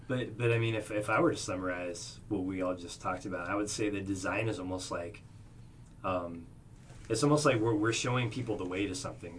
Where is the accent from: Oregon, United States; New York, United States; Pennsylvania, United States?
Oregon, United States; now in Arizona, United States; I'm from Oregon